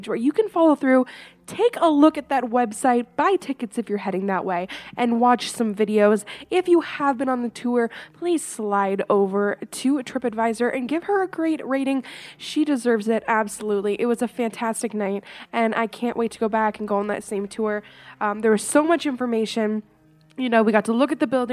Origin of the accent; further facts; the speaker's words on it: Canada; I am from Canada